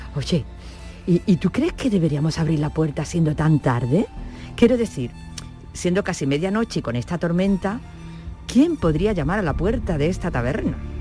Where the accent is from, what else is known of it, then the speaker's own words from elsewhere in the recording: Andalusia, Spain; los andaluces, gracias a Dios, nacemos con luz y felicidad.